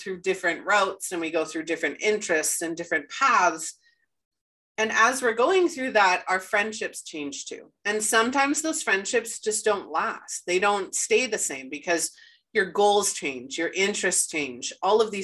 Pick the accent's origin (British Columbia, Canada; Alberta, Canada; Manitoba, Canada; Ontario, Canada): Manitoba, Canada; Winnipeg; moved away as an adult; we moved back to Winnipeg and we were born and raised in Winnipeg